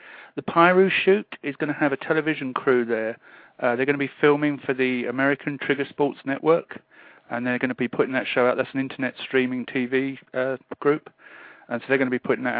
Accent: United Kingdom; now in California, United States; I'm a British shooter. I read his stuff back in the 80s, back in the UK.

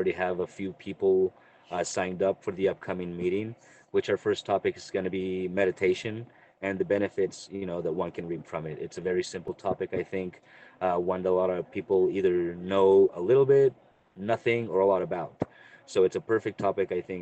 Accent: Reno, Nevada, United States; I'm from Reno, Nevada, U.S.

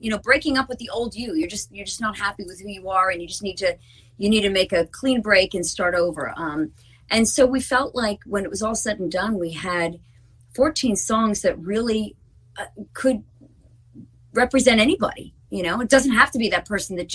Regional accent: New Jersey, United States; We're from Jersey

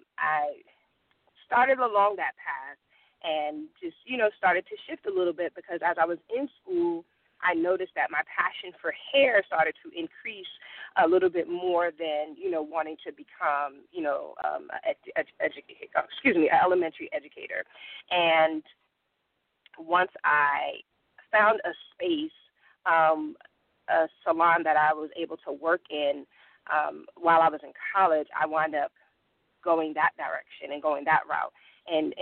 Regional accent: New Haven, Connecticut, United States; moved away as an adult; now in Georgia, United States; I am originally from New Haven, Connecticut. I've been in Georgia for about 12 years now

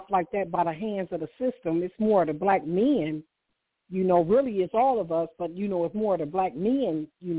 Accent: Chicago, Illinois, United States; I'm from Chicago

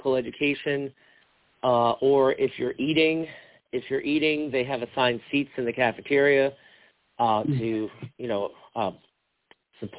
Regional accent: Long Island, New York, United States; now in Capital District, New York, United States; My hometown, right, which is in Long Island

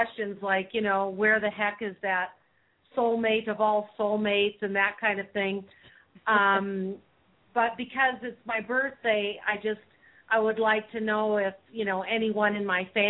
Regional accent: United States; now in Mexico; I'm from the States.

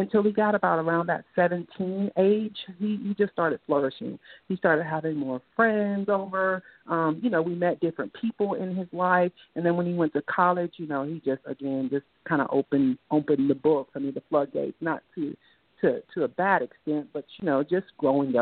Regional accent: Inglewood, California, United States; growing up in Inglewood, California

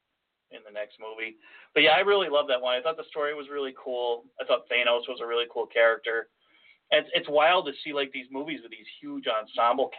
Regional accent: New York, United States; we're from New York, and it's cold up here

